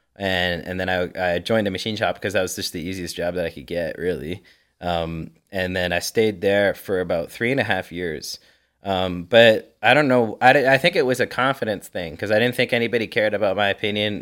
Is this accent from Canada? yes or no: yes; Canada; also born or lived in Ontario; I'm Canadian